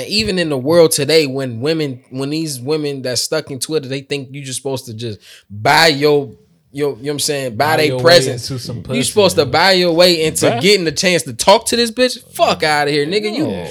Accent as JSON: {"language": "English", "region": "Maryland", "country": "United States", "said": "I'm from Maryland or whatever."}